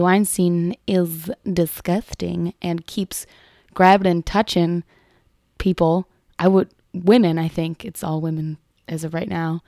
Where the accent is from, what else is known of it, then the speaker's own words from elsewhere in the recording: Chicago, Illinois, United States; I'm from the Sox side